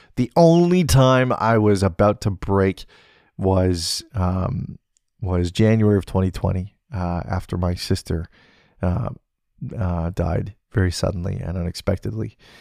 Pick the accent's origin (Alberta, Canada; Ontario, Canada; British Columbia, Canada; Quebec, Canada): British Columbia, Canada; being back in beautiful British Columbia, being close to my hometown, being close to the Salmon Arm Wharf